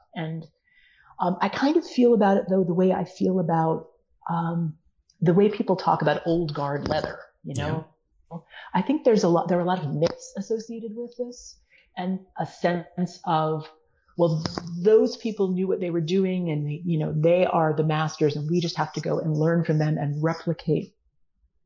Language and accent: English; United States; at least here in the United States